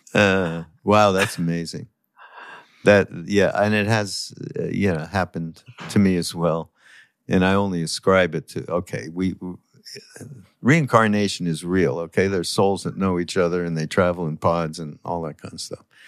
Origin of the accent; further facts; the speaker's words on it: Canada; I'm from Canada